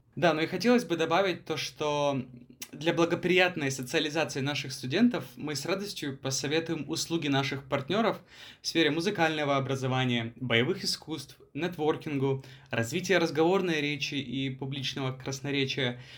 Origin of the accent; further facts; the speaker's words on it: Ukraine; moved away as an adult; also born or lived in Thailand; now in Bangkok, Thailand; Сам я родом из Таиланда, в том плане, что я родился здесь, но вырос в Украине. А, приехал я в Таиланд в возрасте 18 лет.